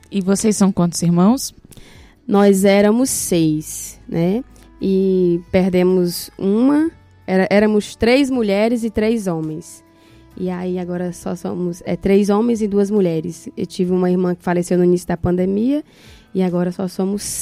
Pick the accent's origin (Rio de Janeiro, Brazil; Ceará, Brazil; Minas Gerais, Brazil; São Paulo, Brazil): Ceará, Brazil; Tamboril; Eu sou natural de é, município de Tamboril, né? Nasci no município, né, num lugar chamado Água Fria, né, o é interior de Tamboril. Sou de lá.